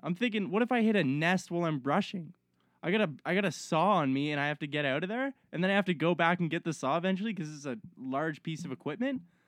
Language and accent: English; Halifax, Nova Scotia, Canada; now in British Columbia, Canada; I'm from Halifax, Nova Scotia.